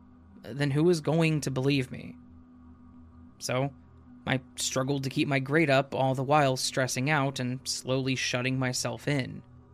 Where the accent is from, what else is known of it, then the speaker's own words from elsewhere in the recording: Fort Lewis, Washington, United States; I was born in Fort Lewis, Washington, in February of 1980. My father was in the U.S. Army, so we moved to Fort Huachuca, Arizona, when I was about a year and a half old.